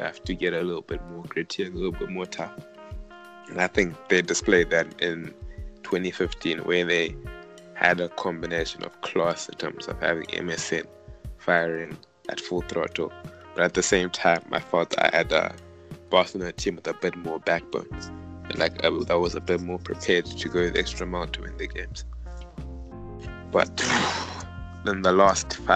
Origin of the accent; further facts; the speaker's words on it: Zimbabwe; moved away; us guys growing up in Zimbabwe